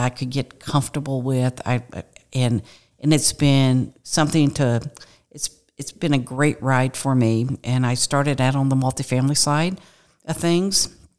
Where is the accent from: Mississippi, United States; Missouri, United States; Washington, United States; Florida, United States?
Missouri, United States; Kirkwood; grew up, was raised in a small town, not a small town, but a, a, in Kirkwood, Missouri, which is west of Saint Louis